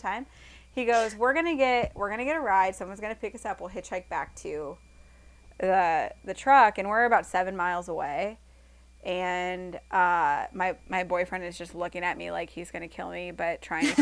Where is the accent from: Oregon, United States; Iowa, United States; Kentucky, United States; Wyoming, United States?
Iowa, United States; him and I are from Iowa